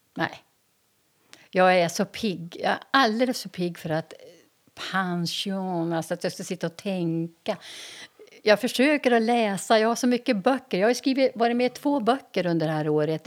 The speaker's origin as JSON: {"language": "Swedish", "town": "Umeå", "region": "Västerbotten County", "country": "Sweden", "tie": "born or raised there", "moved": "as an adult", "lives_now": "Härnösand, Sweden", "said": "jag växte upp på Teg"}